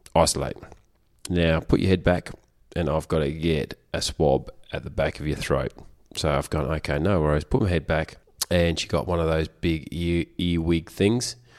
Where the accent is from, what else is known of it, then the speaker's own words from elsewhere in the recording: Australia; I am such an Aussie bloke.